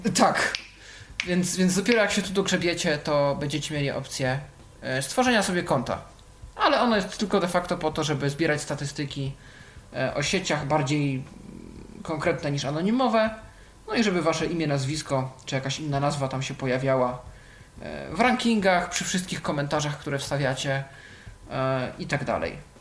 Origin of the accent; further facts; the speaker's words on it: Poland; Polska, tu jest pokazane skąd jestem